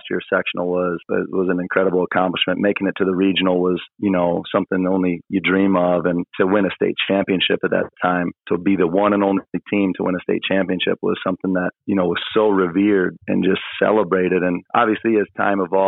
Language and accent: English; Indiana, United States; moved away; growing up in Indiana